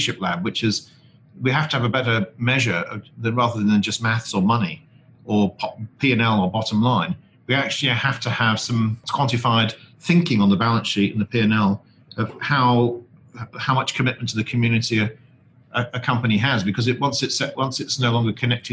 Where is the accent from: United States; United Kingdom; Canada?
United Kingdom; the North, the north of England; I'm from the North